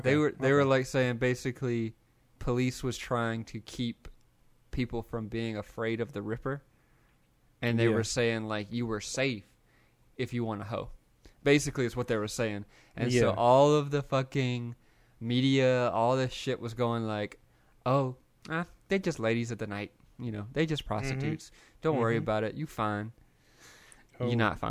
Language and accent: English; the South, United States; growing up in the South